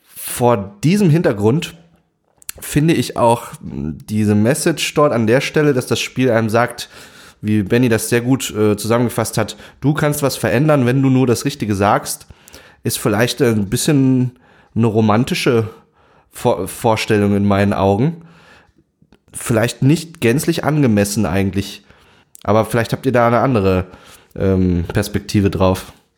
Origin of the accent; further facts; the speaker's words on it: Saxony, Germany; ich bin in Sachsen aufgewachsen